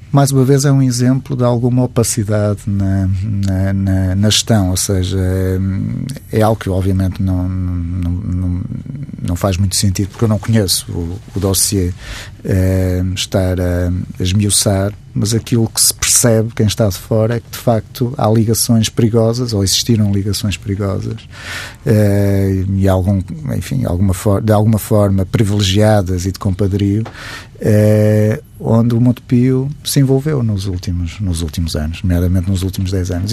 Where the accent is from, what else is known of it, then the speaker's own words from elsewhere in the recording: Matosinhos, Norte, Portugal; eu sou de Matosinhos